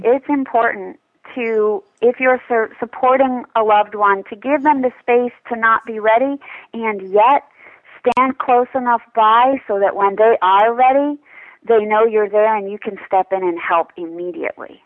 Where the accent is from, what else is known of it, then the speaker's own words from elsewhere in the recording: New York City, New York, United States; moved away; I'm from New York City, so a club kid sort of girl.